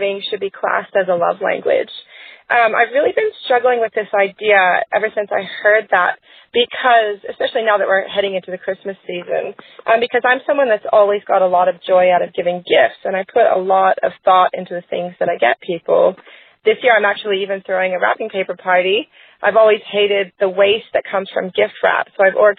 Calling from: Queensland, Australia; calling from Queensland, Australia.

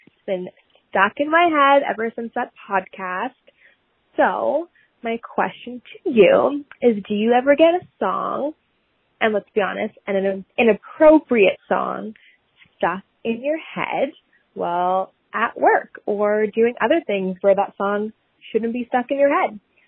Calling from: Northern Ontario, Canada; I am calling from Northern Ontario.

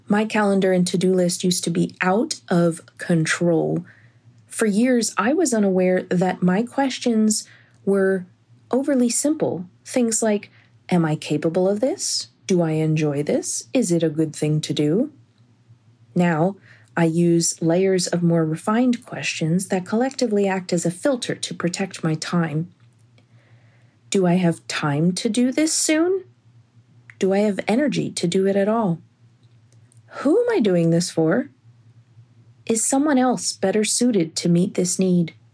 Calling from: Reading, Pennsylvania, United States; from Reading, Pennsylvania, calling with a tip about decluttering your calendar and to do list.

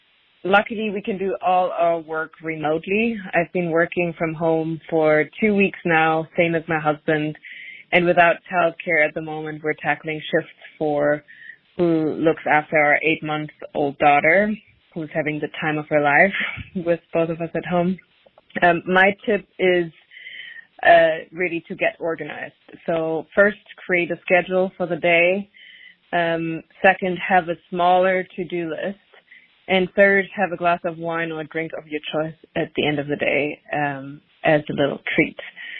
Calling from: Brooklyn, New York, United States; I'm dialing in from Brooklyn, New York.

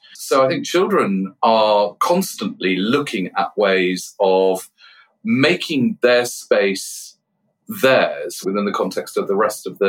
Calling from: Cirencester, South West England, United Kingdom; I'm joining you from the old police station in Cirencester.

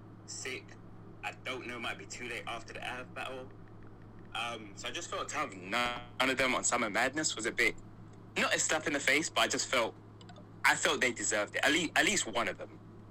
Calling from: London, United Kingdom; Yeah, so yeah, I'm calling in from London.

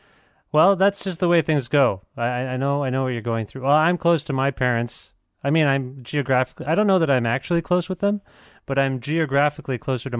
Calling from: Guelph, Ontario, Canada; I'm calling you from Guelph, Ontario, and I've lived here for really on and off for 18 years.

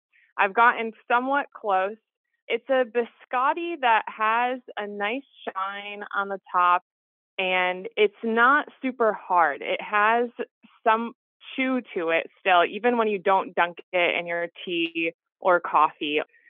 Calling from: Milford, Massachusetts, United States; Hi, this is …, and I'm calling from Milford, Massachusetts.

